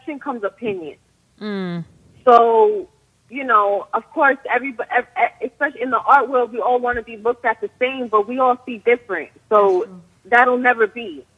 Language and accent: English; Long Island, New York, United States; moved away as an adult; also born or lived in Miami; I'm from Long Island, New York, born and raised. Was in Miami for a few years